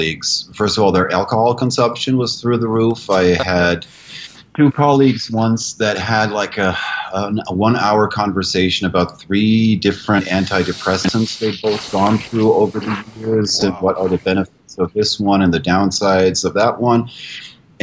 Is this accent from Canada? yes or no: no; Germany; moved away as an adult; now in United States; I'm an American citizen, but it's been 30 years in Germany. And Germans are efficient and accurate. That's just being German. And I went to school there for 13 years, and I lived in that country.